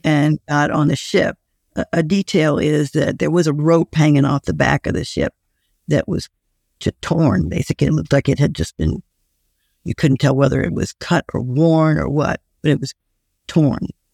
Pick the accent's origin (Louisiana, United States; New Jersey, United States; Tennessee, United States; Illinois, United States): Louisiana, United States; New Orleans; I grew up in New Orleans